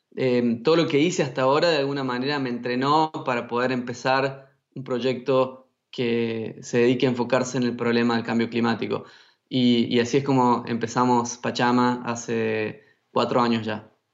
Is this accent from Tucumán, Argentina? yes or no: yes; Tucumán, Argentina; moved away; also born or lived in China; nacido y criado en Tucumán, que es un lugar con muchos bosques en el norte de Argentina.